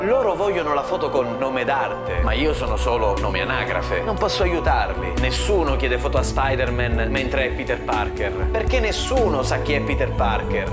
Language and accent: Italian; Palermo, Sicily, Italy; d'ordinanza in quanto palermitano